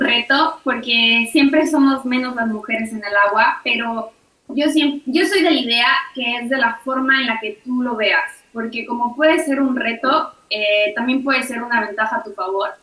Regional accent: Mexico; como mujer mexicana

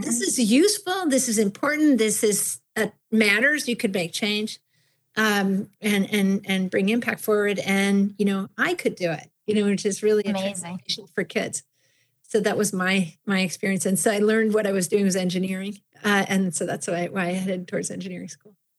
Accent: Buffalo, New York, United States; I grew up in Buffalo, New York

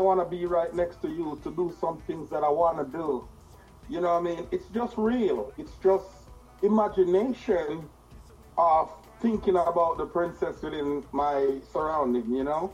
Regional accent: Jamaica; I'm a Rastaman from Yard

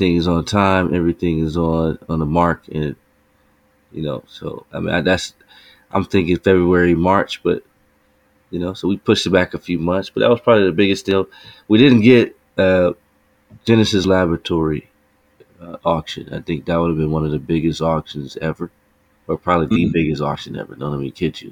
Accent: Chicago, Illinois, United States; moved away as an adult; when we grew up in Chicago and we were in high school

